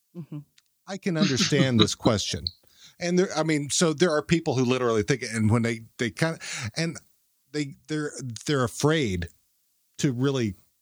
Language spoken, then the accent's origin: English; Texas, United States; accent: southern; I am from Texas.